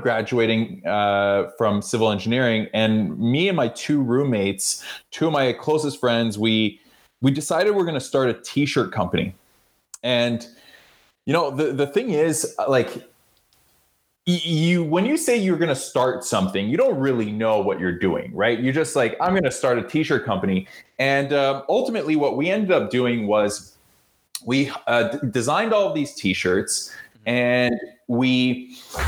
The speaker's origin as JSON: {"language": "English", "town": "Toronto", "region": "Ontario", "country": "Canada", "tie": "born or raised there", "said": "I grew up in Canada and Toronto."}